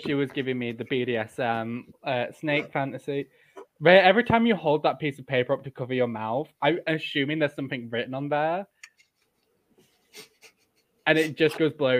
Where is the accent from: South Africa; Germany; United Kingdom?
United Kingdom; York, Yorkshire and the Humber; I'm from York.